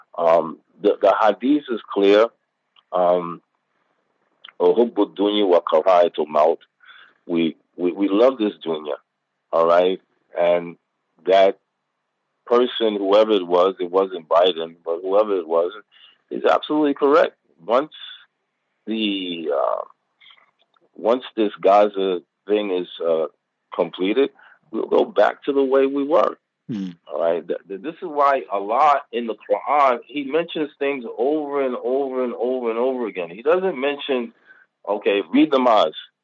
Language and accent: English; United States; moved away; I'm from America